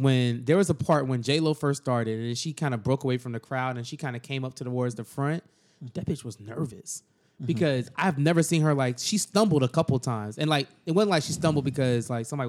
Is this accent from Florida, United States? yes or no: yes; Miami, Florida, United States; I'm from Miami, so I'm a little different. I grew up around the Latino culture.